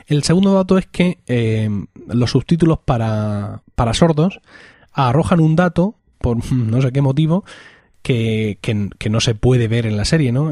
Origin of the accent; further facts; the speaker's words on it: Spain; como españoles